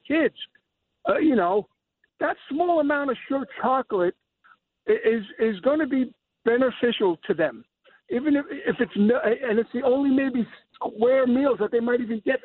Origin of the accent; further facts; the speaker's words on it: New York City, New York, United States; moved away as an adult; now in Pleasantville, United States; I grew up in the Bronx on Fordham, off of Fordham as a kid